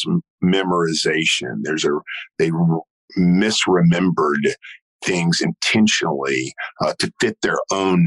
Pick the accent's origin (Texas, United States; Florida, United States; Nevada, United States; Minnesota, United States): Texas, United States; Beaumont; I was from Beaumont